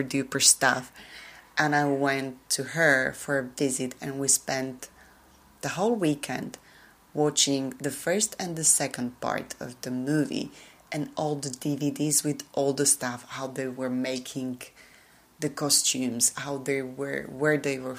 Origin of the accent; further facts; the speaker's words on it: Slovakia; first language Slovak; English is a second language; my native language